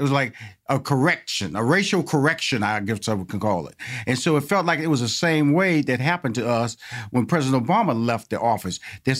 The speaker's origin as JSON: {"language": "English", "town": "Houston", "region": "Texas", "country": "United States", "tie": "born or raised there", "said": "I grew up in Fifth Ward, which is in Houston, Texas. All predominantly black neighborhood."}